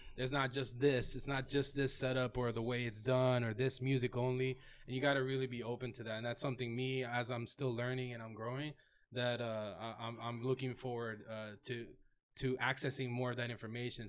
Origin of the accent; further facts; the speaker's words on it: Davie, Florida, United States; also born or lived in Tallahassee / Orlando / Miami; I'm from Davie, born and raised Florida.